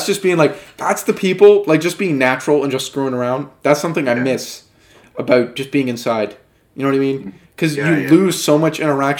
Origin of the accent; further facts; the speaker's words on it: Canada; we're Canadian